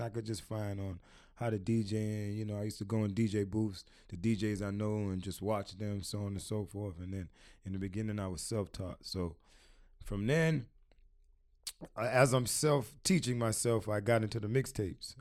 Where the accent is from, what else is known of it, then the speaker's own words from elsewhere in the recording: Miami, Florida, United States; also born or lived in Queens, New York / Washington, D.C.; I moved to Miami, uh, when I was, uh, five years old.